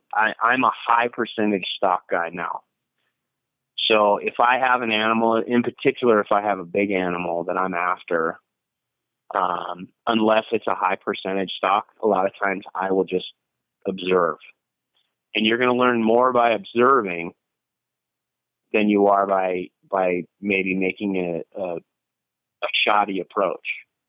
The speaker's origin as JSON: {"language": "English", "town": "Minneapolis", "region": "Minnesota", "country": "United States", "tie": "born or raised there", "said": "I moved from Minneapolis, where I grew up, North Minneapolis, in a little suburb called Blaine. It's way up on the north side. I moved to Southeast Minnesota, lived down there for 2 or 3 years, and then moved back to Minneapolis."}